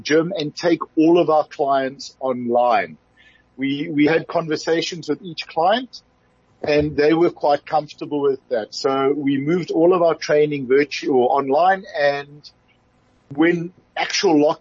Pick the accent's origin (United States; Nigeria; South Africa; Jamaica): South Africa; being a South African